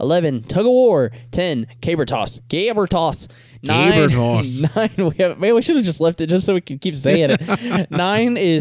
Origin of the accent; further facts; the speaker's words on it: St. Louis, Missouri, United States; we grew up around St. Louis